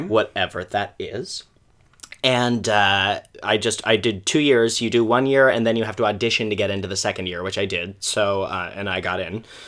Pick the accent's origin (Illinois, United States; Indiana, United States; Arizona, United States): Arizona, United States; Kingman; born or raised there; moved away as an adult; also born or lived in Moscow, Idaho; now in New York, United States